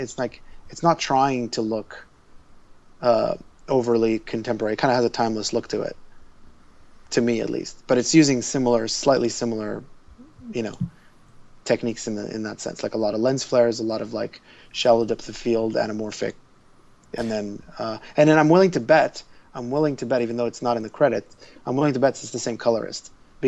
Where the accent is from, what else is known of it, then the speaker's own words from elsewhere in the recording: Israel; now in Toronto, Canada; I grew up in Israel, so all the pop culture we got was always like 3 years behind